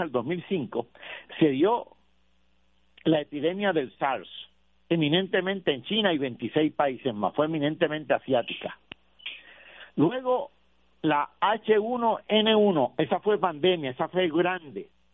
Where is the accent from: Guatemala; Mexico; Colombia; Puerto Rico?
Puerto Rico; Yauco; llamé a Yauco, que es mi pueblo natal